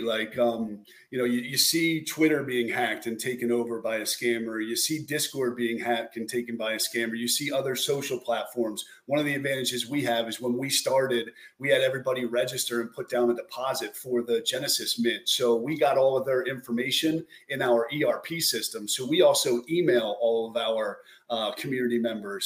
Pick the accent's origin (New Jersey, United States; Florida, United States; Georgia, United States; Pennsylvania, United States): New Jersey, United States; born and raised in South Jersey outside of Philadelphia